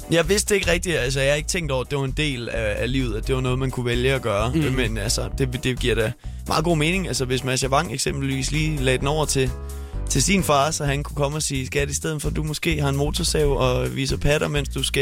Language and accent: Danish; Skanderborg, Central Denmark Region, Denmark; now in Copenhagen, Denmark; Jeg talte med en anden fra Skanderborg, der havde det på samme måde.